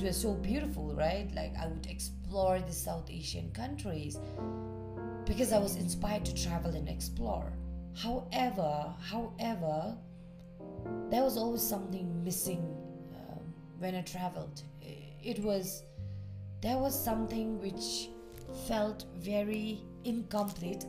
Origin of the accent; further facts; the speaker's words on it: Bhutan; also born or lived in Thailand; coming back to Bhutan